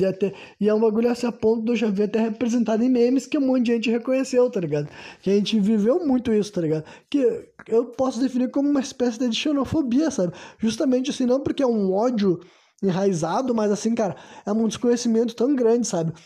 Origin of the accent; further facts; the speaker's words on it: Brazil; eu nasci no Brasil